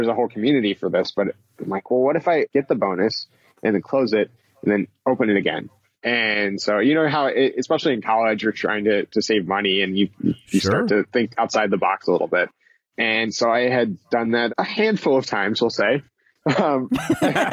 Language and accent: English; Philadelphia, Pennsylvania, United States; moved away as an adult; also born or lived in Columbia, Missouri; I'm from the Philadelphia area